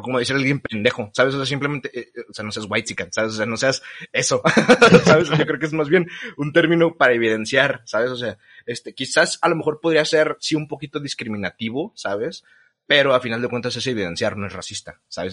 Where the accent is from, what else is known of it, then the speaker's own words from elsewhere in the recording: Mexico; nosotros como sociedad mexicana